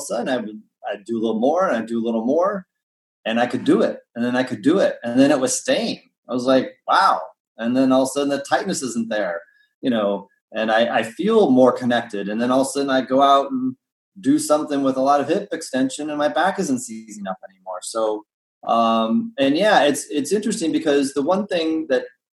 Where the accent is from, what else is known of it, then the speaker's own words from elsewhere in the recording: Indiana, United States; I grew up in Indiana